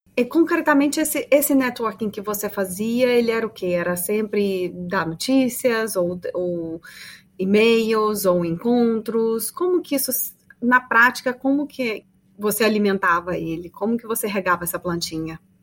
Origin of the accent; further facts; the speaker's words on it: Brazil; nós brasileiros